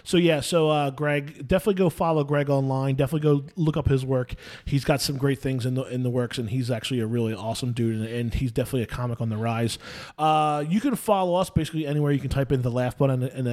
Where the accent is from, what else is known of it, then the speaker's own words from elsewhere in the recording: New Jersey, United States; I grew up in South Jersey